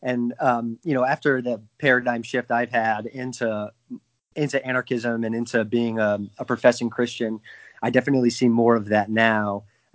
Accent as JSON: {"language": "English", "town": "Wallingford", "region": "Connecticut", "country": "United States", "tie": "born or raised there", "said": "I grew up in a small suburban town called Wallingford in Connecticut, central Connecticut."}